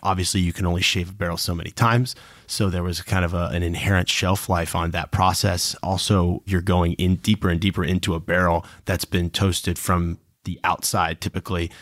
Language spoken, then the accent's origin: English; Michigan, United States; also born or lived in Cincinnati, Ohio / Napa, California; My father was a pilot and was based out of Detroit Metro when, uh, Northwest was bought by Delta. So we ended up moving up to Michigan